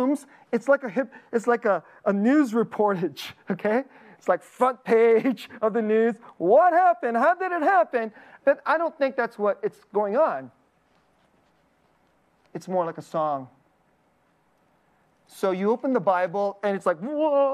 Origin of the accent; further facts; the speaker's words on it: Bay Area, California, United States; I'm from the Bay Area